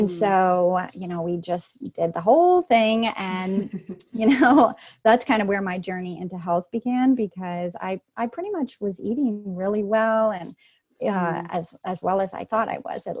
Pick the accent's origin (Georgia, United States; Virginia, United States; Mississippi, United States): Virginia, United States; I grew up in Virginia